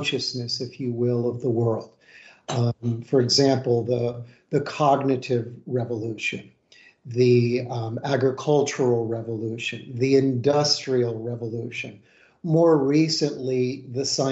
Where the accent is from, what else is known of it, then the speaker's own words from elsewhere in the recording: United States; as a American and practitioner here in the West